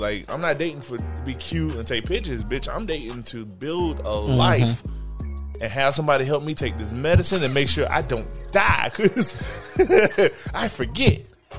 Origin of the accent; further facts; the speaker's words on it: Jamaica; she's Creole and I'm Jamaican.